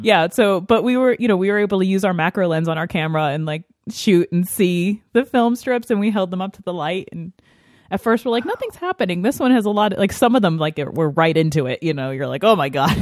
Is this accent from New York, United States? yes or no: yes; New York, United States; I grew up in New York State, so it gets pretty snowy here.